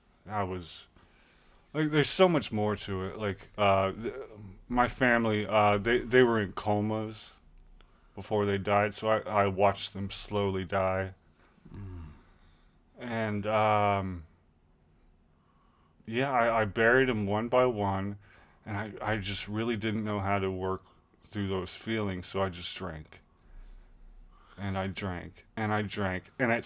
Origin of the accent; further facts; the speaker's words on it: Southwest, United States; And we moved outside of the city. And I was, again, I mean, growing up in the Southwest, I was still white. Very Hispanic culture, which is okay.